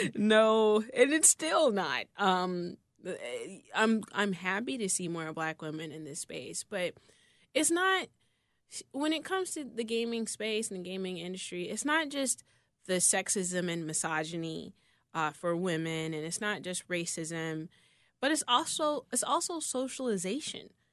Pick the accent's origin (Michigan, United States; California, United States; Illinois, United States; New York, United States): Illinois, United States; Chicago; I grew up between Inglewood and, uh, Brainerd